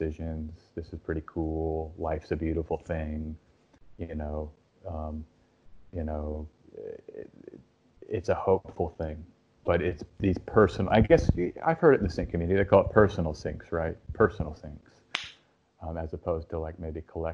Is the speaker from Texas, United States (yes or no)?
yes; Austin, Texas, United States; I'm from Austin